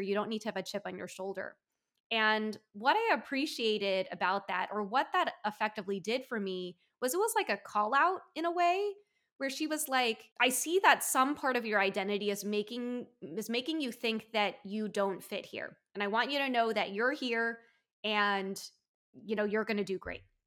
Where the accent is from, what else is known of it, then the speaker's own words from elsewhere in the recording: United States; being Taiwanese American